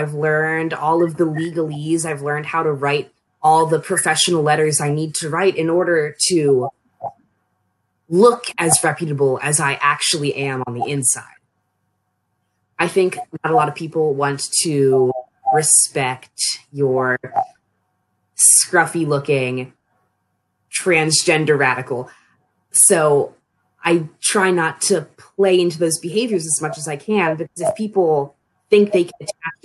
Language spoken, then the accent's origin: English; Annapolis, Maryland, United States; moved away as an adult; now in Frostburg, United States; I'm from the Annapolis region of Maryland